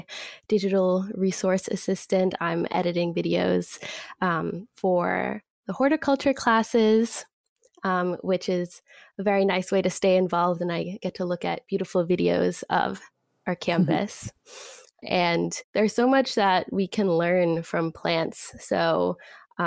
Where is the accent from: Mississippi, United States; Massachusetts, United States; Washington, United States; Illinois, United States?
Massachusetts, United States; Boston; also born or lived in Natick, Massachusetts; I grew up in Jamaica Plain, which is one of the greenest areas in Boston